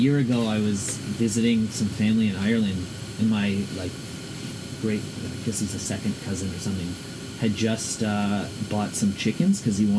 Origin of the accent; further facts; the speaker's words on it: Toronto, Ontario, Canada; born and raised in Midtown Toronto.